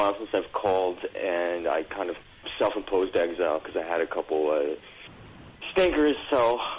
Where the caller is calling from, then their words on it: Toronto, Ontario, Canada; I'm from calling from Toronto.